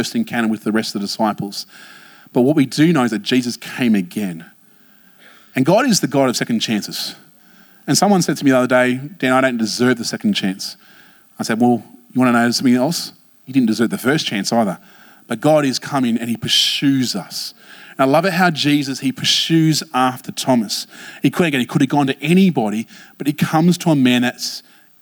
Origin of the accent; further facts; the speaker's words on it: Blacktown, New South Wales, Australia; I grew up in Blacktown